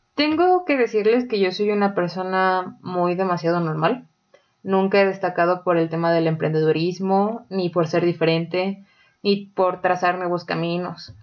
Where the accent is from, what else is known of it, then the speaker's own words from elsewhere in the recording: Mexico; nosotros como mexicanos